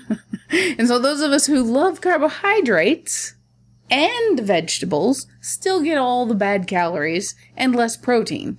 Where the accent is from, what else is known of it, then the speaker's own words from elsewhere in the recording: Middle America, Midwest, United States; I was raised in Middle America